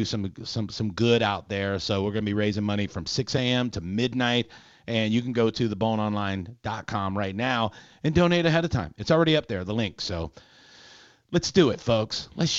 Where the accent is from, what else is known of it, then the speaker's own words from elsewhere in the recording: Minnesota, United States; Oh, yeah, I'm from Minnesota.